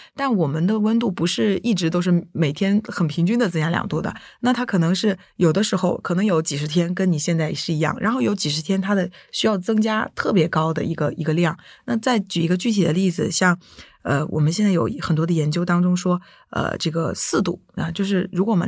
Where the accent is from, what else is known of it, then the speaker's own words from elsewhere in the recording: Jiangxi, China; 像我小时候呃出生在江西，以前就是每年冬天还是会下雪的